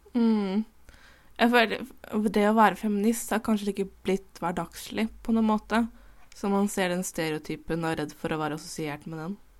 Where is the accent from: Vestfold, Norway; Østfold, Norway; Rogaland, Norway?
Østfold, Norway; Indre; Jeg er bifil cis kvinne fra Indre Østfold